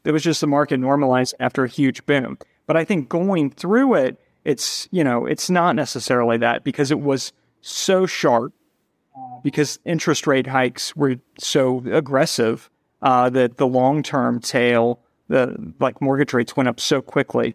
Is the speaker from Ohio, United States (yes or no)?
yes; Cincinnati, Ohio, United States; moved away as an adult; also born or lived in New York City; now in Cincinnati, United States; We're both from Cincinnati